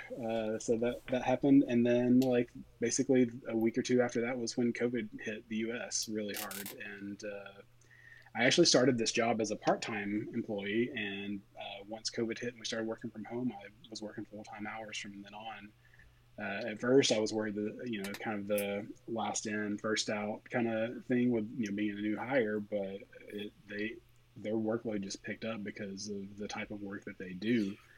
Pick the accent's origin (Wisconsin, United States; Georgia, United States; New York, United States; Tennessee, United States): Tennessee, United States; East; moved away as an adult; also born or lived in Knoxville, Tennessee / Connecticut / Tampa, Florida; now in Nashville, United States; I grew up in East Tennessee